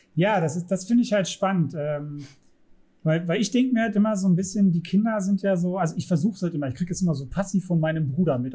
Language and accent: German; Saxony, Germany; ich bin in Sachsen zur Schule gegangen